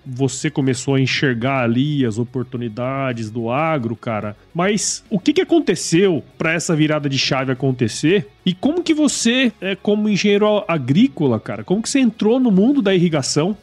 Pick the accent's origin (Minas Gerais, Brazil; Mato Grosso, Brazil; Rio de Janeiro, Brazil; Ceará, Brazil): Mato Grosso, Brazil; Cuiabá; also born or lived in São Paulo; eu sou daqui de Cuiabá